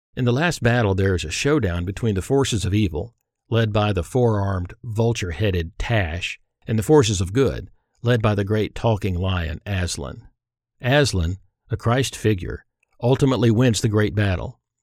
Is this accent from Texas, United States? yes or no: yes; Irving, Texas, United States; I grew up in Irving, Texas, where we'd moved for my father to pursue a career in commercial aviation